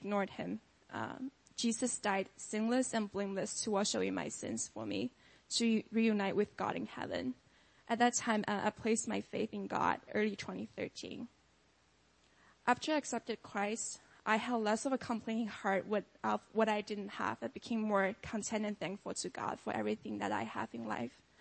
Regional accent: China; moved away as an adult; now in United States; I grew up in China as the only child in an atheist family

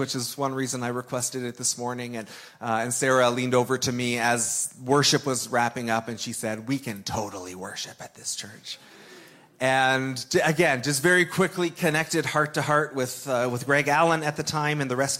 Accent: Toronto, Ontario, Canada; moved away; also born or lived in Sudbury; I grew up in the Toronto area

